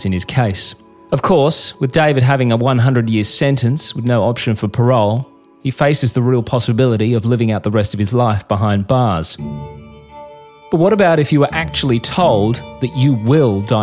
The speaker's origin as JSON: {"language": "English", "country": "Australia", "said": "I'm a journalist from Australia."}